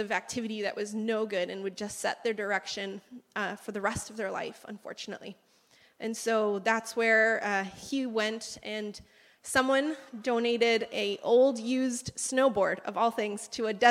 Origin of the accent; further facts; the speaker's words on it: Canada; moved away as an adult; now in Peru; I was born and raised here in Canada, as you can tell by my accent, or lack thereof